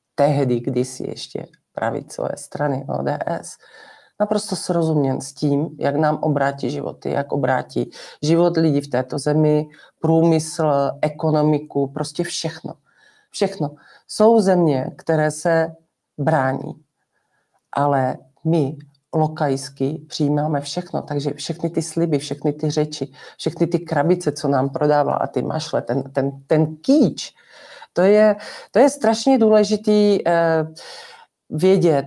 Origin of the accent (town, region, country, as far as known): Czechia